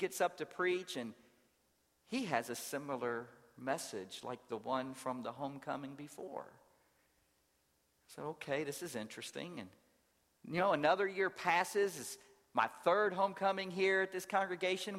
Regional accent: Louisville, Kentucky, United States; moved away as an adult; also born or lived in New Orleans, Louisiana / rural Georgia; now in Atlanta, United States; I grew up in Louisville, Kentucky

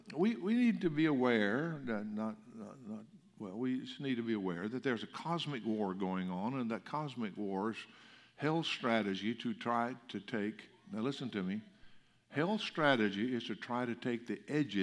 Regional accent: Alabama, United States; I came from Alabama, so y'all was a big word there. And the last 50 years I've had to learn to speak Texan, and I still get made fun of when I go back to Alabama

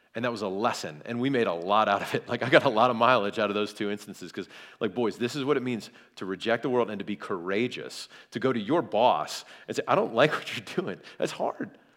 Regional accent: South Carolina, United States; I'm from, I'm from South Carolina

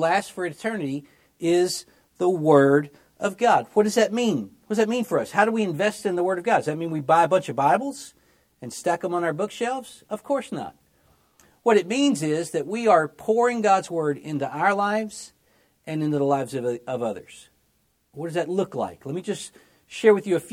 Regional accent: Memphis, Tennessee, United States; I grew up in Memphis, Tennessee. That's my hometown.

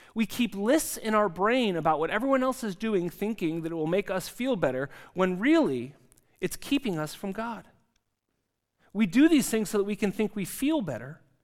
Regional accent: California, United States; now in Zurich, Switzerland; I come from California in the United States

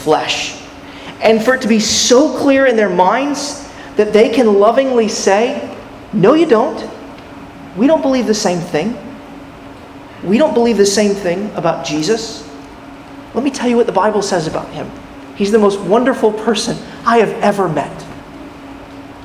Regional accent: California, United States; When I was a 10-year-old boy, growing up in California

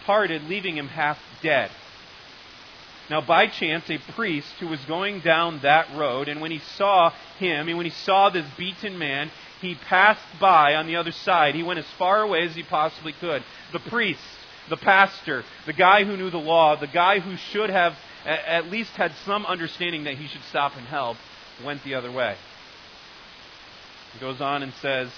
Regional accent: United States; The U.S.

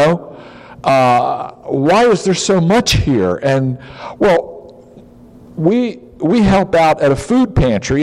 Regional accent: United States; moved away; also born or lived in Africa; I'm an American too

